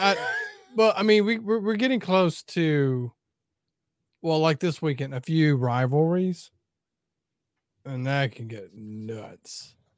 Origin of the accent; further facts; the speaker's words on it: Mississippi, United States; growing up in Mississippi